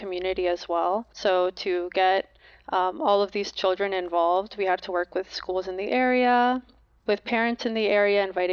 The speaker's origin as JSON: {"language": "English", "region": "New Jersey", "country": "United States", "tie": "born or raised there", "said": "I was born and raised in New Jersey"}